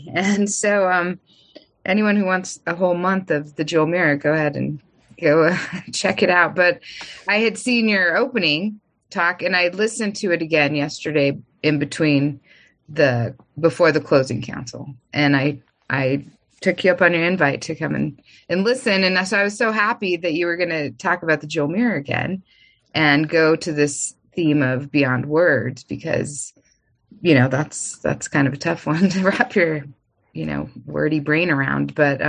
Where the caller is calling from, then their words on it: Santa Fe, New Mexico, United States; I am here from Santa Fe. And land of the Pueblo people, ancestral Tewa land here.